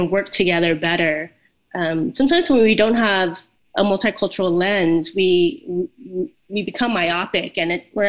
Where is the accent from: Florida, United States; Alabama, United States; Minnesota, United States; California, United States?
California, United States; moved away as an adult; also born or lived in Vietnam / Madrid, Spain; now in Middle Tennessee, United States; I was born in Vietnam, and I was a refugee coming out of the Vietnam War at a very young age. I was only 2, but I grew up in California